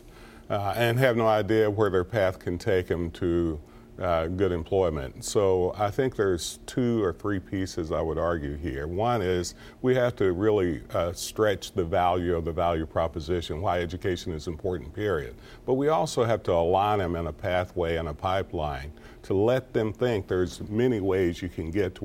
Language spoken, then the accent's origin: English; Clay County, Kentucky, United States; I'm from Clay County, Kentucky. My father was a coal miner.